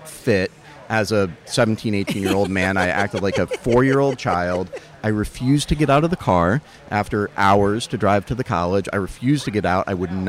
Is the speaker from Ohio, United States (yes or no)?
no; Charlotte, North Carolina, United States; I grew up in Charlotte, North Carolina